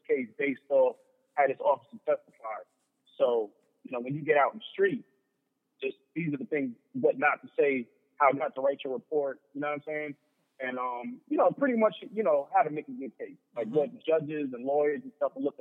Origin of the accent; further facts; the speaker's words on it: Long Island, New York, United States; moved away; also born or lived in Georgia; growing up in Long Island